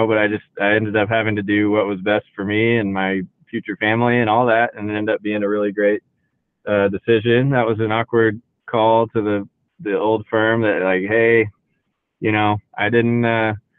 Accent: Houston, Texas, United States; now in Austin, United States; I grew up in Houston

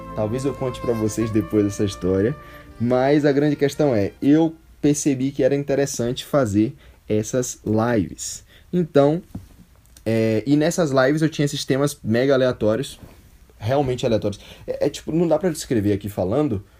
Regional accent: Salvador, Bahia, Brazil; É, sou soteropolitano, Salvador, Bahia, Brasil, minha terra

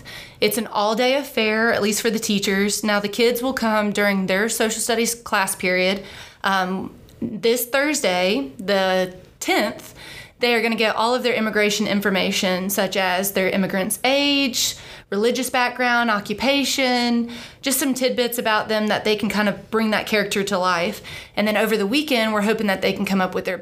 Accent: United States; I was born and raised in America

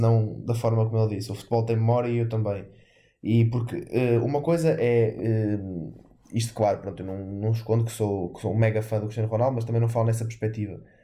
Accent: Portugal; como português

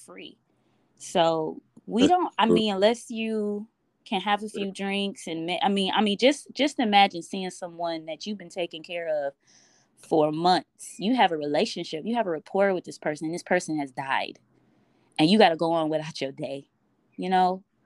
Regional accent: Detroit, Michigan, United States; I'm from Detroit

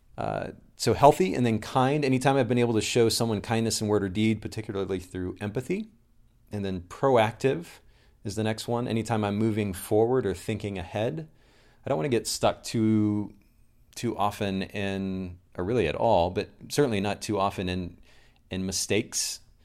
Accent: Kokomo, Indiana, United States; I'm originally from Kokomo, Indiana

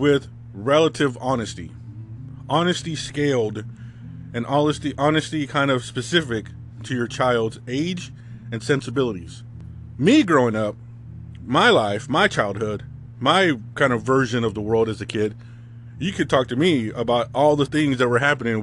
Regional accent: California, United States; growing up in California in the 80s and 90s as a Hispanic male

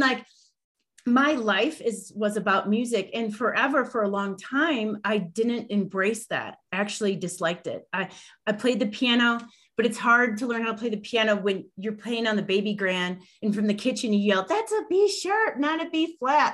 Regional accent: Illinois, United States; moved away; also born or lived in Chicago / Denver; I'm originally from Illinois

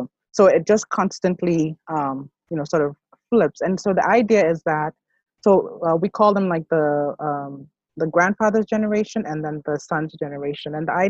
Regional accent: Greater Accra, Ghana; So like I said … someone hearing that, another Ga would immediately know I'm from the Nikwe clan.

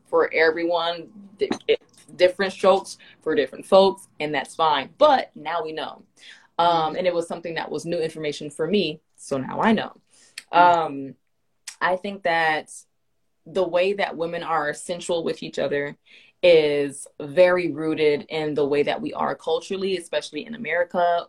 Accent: Miami, Florida, United States; I grew up in Miami, we not the most friendly

